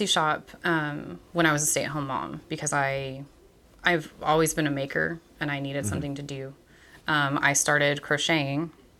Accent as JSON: {"language": "English", "region": "East Texas", "country": "United States", "tie": "born or raised there", "moved": "as an adult", "lives_now": "Bryan, United States", "said": "I grew up in East Texas. I moved here for college."}